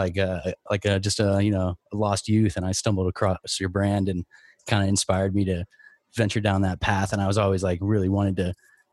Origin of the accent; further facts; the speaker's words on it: Bay Area, California, United States; I'm from the Bay Area myself